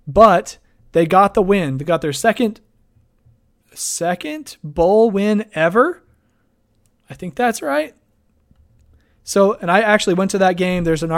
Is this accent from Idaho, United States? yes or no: yes; Idaho, United States; Hey, I'm from Idaho. He's a good friend of mine, actually. We went to college up in Moscow together.